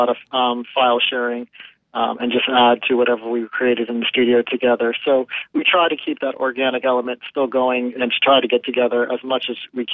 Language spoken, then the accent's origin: English; Fort Lauderdale, Florida, United States; now in Tampa, United States; I grew up in Fort Lauderdale, but I live in Tampa now